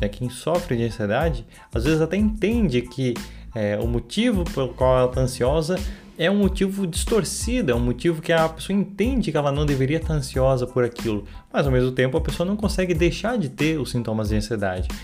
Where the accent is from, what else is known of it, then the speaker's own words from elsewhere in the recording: Santa Catarina, Brazil; sou de Santa Catarina